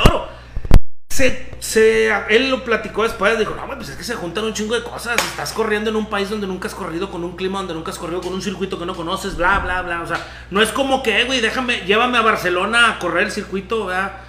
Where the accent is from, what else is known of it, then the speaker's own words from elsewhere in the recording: Mexico; nosotros como mexicanos